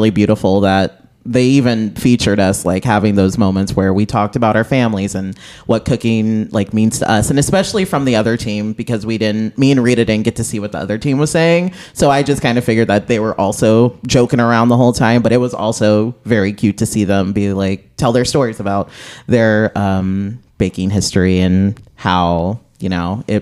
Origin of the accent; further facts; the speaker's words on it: Midwest, United States; because we're both from the Midwest.